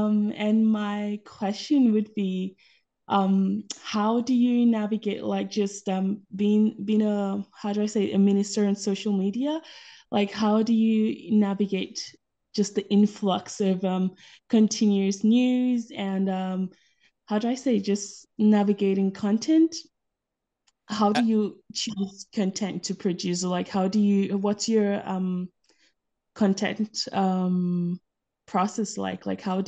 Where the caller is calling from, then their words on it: Germany; From Germany.